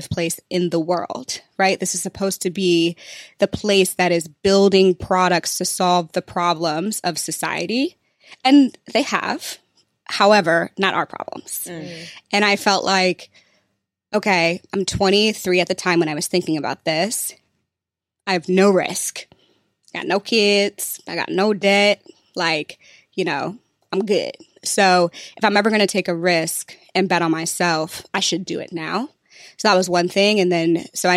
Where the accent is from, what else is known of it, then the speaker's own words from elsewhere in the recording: St. Louis, Missouri, United States; moved away; also born or lived in San Francisco; I'm from St. Louis